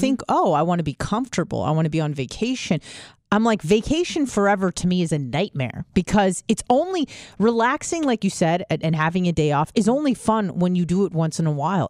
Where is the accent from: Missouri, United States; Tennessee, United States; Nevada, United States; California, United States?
California, United States; I was from California